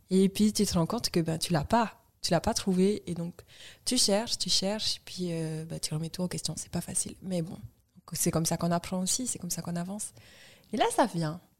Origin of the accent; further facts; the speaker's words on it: French Polynesia; nous, on est du vrai Sud, genre hémisphère Sud